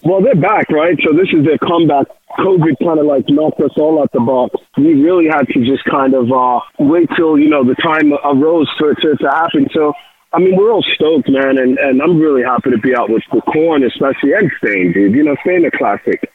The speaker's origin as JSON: {"language": "English", "region": "New York", "country": "United States", "said": "being a New Yorker, I speak a little Spanglish"}